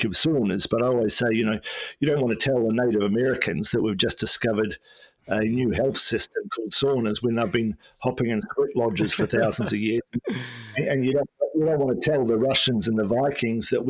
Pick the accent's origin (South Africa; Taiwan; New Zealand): New Zealand; Nelson; moved away as an adult; also born or lived in Wellington, New Zealand / Australia; I'm originally from Nelson in New Zealand